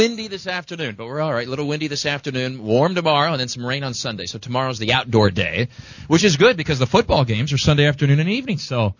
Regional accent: Midwest, United States; moved away; I grew up in the Midwest

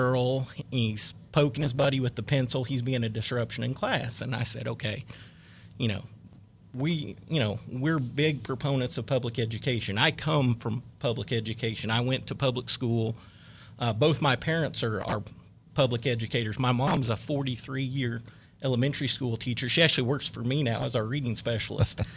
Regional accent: Newkirk, Oklahoma, United States; I'm from Oklahoma originally. I actually grew up in a small farming town in north central Oklahoma, Newkirk, by Ponca City.

